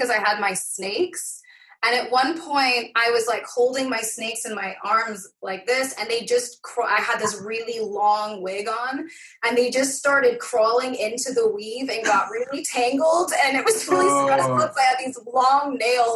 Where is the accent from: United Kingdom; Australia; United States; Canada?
United Kingdom; Fife, Scotland; accent: Scottish; moved away; also born or lived in Dunfermline / Inverkeithing / Rosyth; I grew up in Fife, which is an area just north